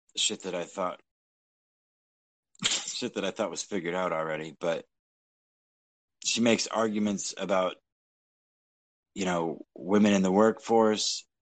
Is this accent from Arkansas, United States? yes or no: no; Texas, United States; moved away; Texas, my home state